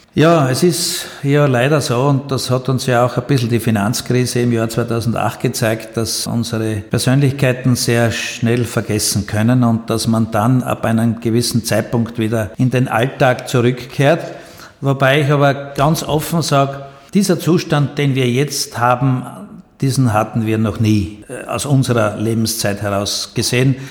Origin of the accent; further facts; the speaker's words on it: Austria; bei uns in Österreich